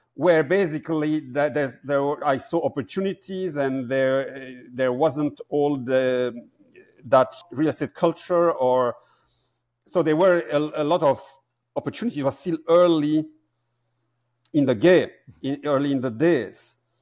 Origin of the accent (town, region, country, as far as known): Belgium; born or raised there; moved away as an adult; also born or lived in Amsterdam, Netherlands